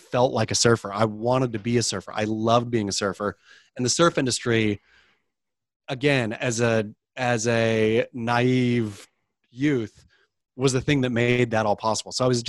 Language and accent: English; Oregon, United States; I mean, I suppose I grew up surfing in the Oregon coast.